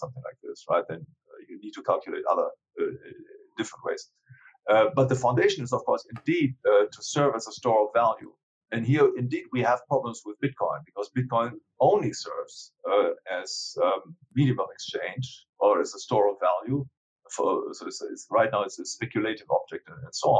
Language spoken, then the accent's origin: English; Germany; I come from Germany